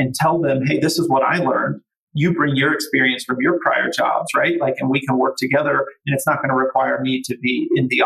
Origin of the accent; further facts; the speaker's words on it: Cincinnati, Ohio, United States; moved away as an adult; also born or lived in Austin, Texas; it was in my hometown, right, where I grew up